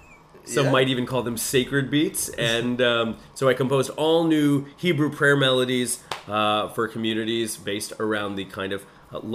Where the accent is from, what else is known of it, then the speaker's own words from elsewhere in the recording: Rochester, New York, United States; now in Toronto, Canada; In upstate New York in a town called Rochester.